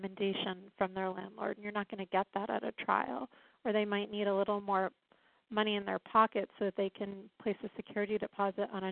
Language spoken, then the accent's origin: English; Rhode Island, United States; moved away as an adult; now in Washington, D.C., United States; I'm from Rhode Island. I came to this area in 1999